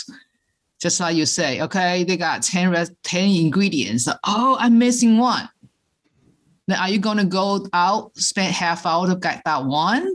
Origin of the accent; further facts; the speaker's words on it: Taiwan; moved away; I'm original from Taiwan, and my parents, we cook all the traditional Chinese way